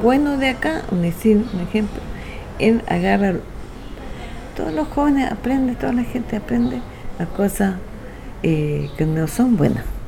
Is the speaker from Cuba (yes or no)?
no; Rapa Nui, Valparaíso, Chile; Yo soy nativa de acá, de Rapa Nui